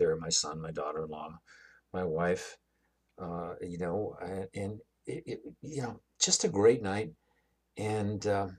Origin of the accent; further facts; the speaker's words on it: New York City, New York, United States; I come from Brooklyn, New York